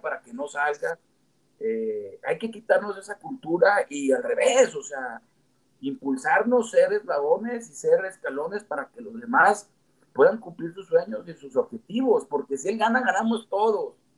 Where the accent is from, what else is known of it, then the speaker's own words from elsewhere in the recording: Gómez Palacio, Durango, Mexico; moved away as an adult; also born or lived in Torreón / Lerdo; yo nací en Gómez Palacio, me registraron en Torreón y mi corazón está en Lerdo. Entonces, eh, vamos, sí soy un lagunero 100% eh, hecho y derecho.